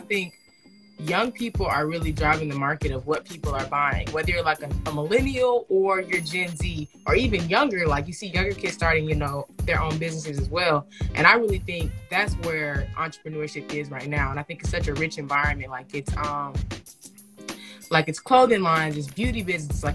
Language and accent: English; Atlanta, Georgia, United States; I'm from Atlanta, Georgia